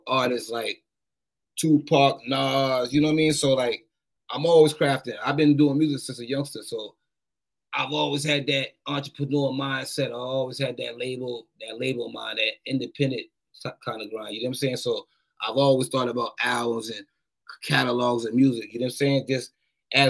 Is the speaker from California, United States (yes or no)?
no; Boston, Massachusetts, United States; I'm from Boston